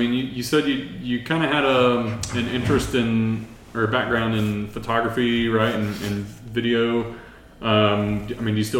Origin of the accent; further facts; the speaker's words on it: Brenham, Texas, United States; also born or lived in Houston / Katy / Navasota; then we ended up, for whatever reason, moving back to Houston, and then we finally wound up in Brenham. so that's kind of where we stayed all throughout, you know, middle school and high school.